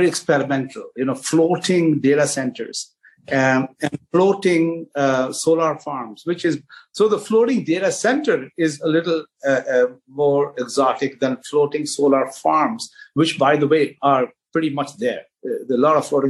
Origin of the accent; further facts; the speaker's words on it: Mumbai, Maharashtra, India; now in Ashburn, United States; as a kid growing up in Bombay in India